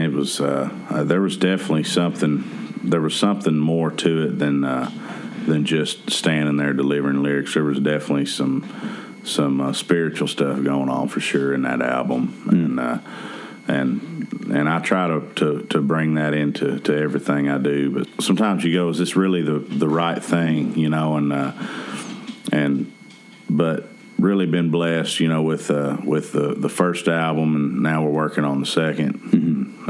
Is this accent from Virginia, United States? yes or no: no; Lexington, Kentucky, United States; my hometown, yeah. you know, um, in Kentucky